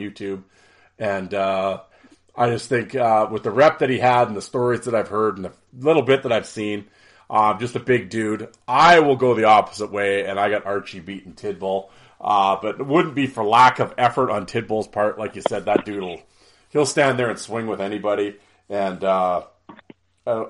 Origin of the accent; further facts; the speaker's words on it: Canada; it's the Canadian in me